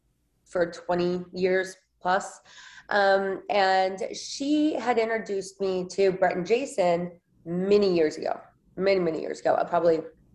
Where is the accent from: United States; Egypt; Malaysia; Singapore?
United States; Indiana; moved away as an adult; also born or lived in New York; now in Los Angeles, United States; Well, I grew up in Indiana. So a Midwest girl.